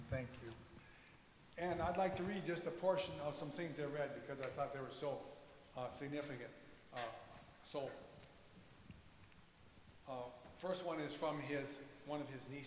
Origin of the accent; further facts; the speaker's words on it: Valley City, United States; my earliest memories of Kermit as we grew up in Valley City, the outstanding thing that I remember is his spiritual life.